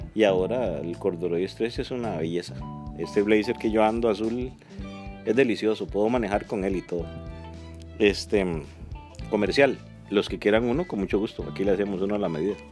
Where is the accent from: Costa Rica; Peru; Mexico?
Costa Rica; Siquirres, Limón; yo soy, yo soy siquireño, soy, de, soy caribeño